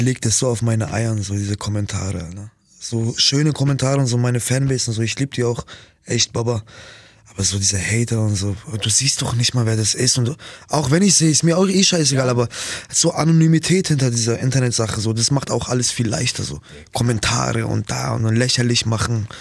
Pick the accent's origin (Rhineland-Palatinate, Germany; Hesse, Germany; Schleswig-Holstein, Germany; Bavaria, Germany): Bavaria, Germany; Nuremberg; Ich komme so aus Nürnberg